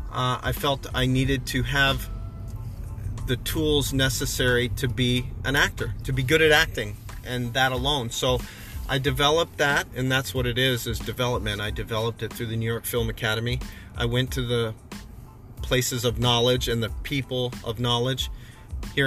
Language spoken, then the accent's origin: English; Canada; now in Los Angeles, United States; being in many, many bars growing up in Canada